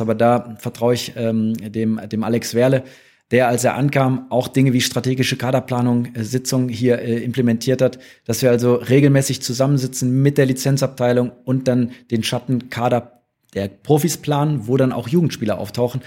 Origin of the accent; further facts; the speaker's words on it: Rhineland, Germany; now in Stuttgart, Germany; als Rheinländer